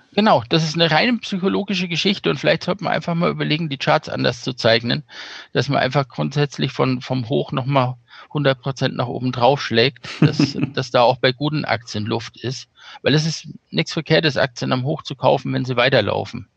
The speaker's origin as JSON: {"language": "German", "town": "Bad Königshofen", "region": "Bavaria", "country": "Germany", "tie": "born or raised there", "said": "Kurzentrum in Bad Königshofen war die mit drin, wo ich aufgewachsen bin"}